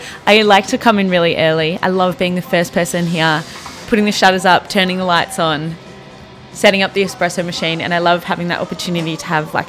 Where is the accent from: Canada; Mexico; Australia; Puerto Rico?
Australia; moved away as an adult; now in New York, United States; Me being Australian, everyone knows that I'm not from here.